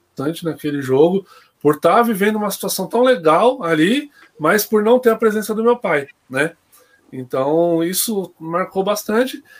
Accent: São Bernardo do Campo, São Paulo, Brazil; Eu nasci na Neumater, né, mano? Então tá escrito lá São Bernardo.

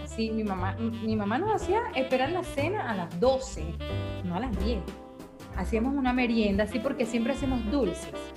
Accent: Venezuela; en el caso de venezolanos, que tenemos muchas familias

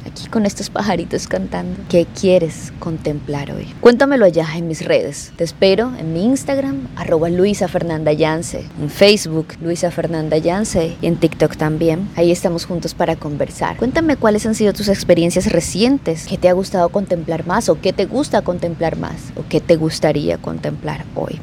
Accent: Barranquilla, Atlántico, Colombia; mi ciudad natal Barranquilla, que es donde resido

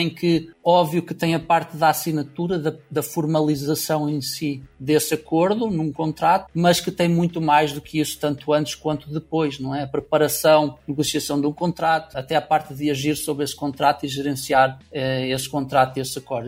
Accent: Portugal; moved away as an adult; also born or lived in Lisbon / Silicon Valley; eu iniciei, iniciei obviamente a minha vida em Portugal

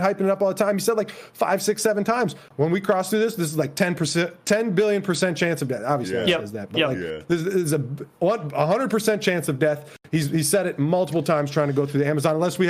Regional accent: United States; being an American, fucking centimeters and kilograms don't mean a goddamn thing to me.

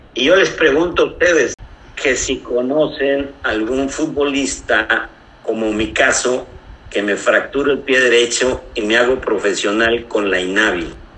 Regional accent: Hidalgo, Mexico; now in Monterrey, Mexico; Llego a buscar un acta de nacimiento, que yo las tengo de Hidalgo

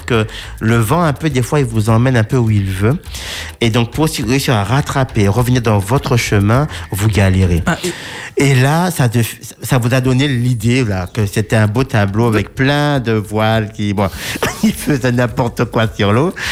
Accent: Martinique; chez nous en Martinique

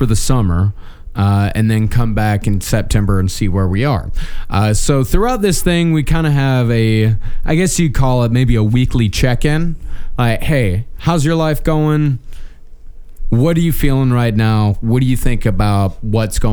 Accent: United States; also born or lived in Texas; I am as American as it fucking gets

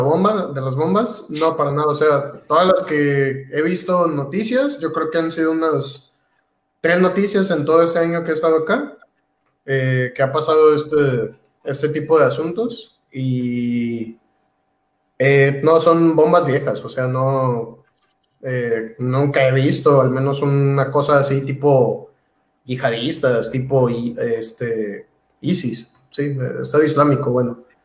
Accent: Mexico; moved away as an adult; now in Bielefeld, Germany; la mayoría pues somos de Latinoamérica y muchos, muchos somos mexicanos

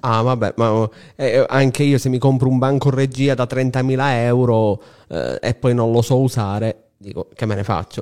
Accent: Palermo, Sicily, Italy; siamo palermitani tutti e tre

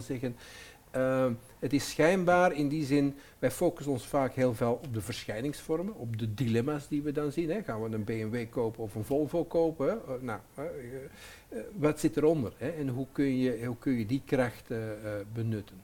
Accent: Antwerp, Flanders, Belgium; ik ben Antwerpenaar, eh, maar mijn, mijn moeder was Nederlands en mijn vader was Antwerpenaar

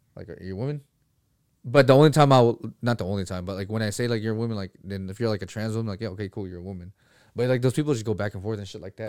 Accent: Philippines; moved away; I'm from the fucking Philippines.

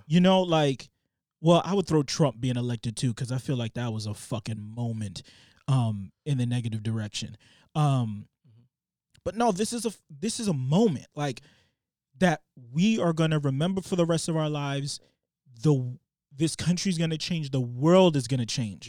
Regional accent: Boston, Massachusetts, United States; growing up in Boston

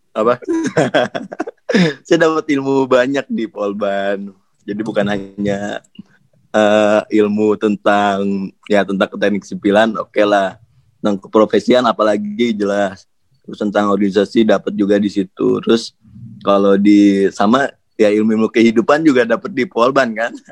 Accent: Bandung, West Java, Indonesia; Apalagi kan saya orang Bandung nih.

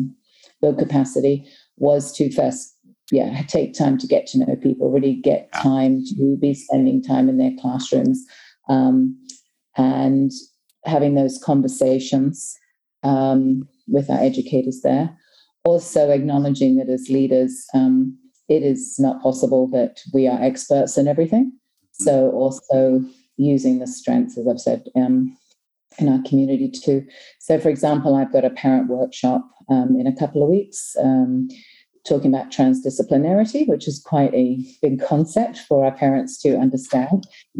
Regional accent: Hong Kong; also born or lived in New Zealand; now in Thailand; As a person, I am originally from New Zealand, but was raised in Hong Kong. I did all my primary and secondary school in Hong Kong, and have worked throughout the Asia Pacific region, so Hong Kong, China, Vietnam, and now Thailand.

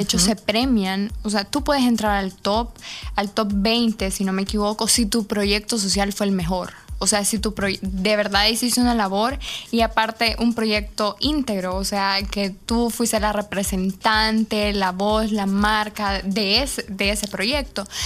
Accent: El Salvador; ¿y de dónde eres tú? Y yo le digo, El Salvador

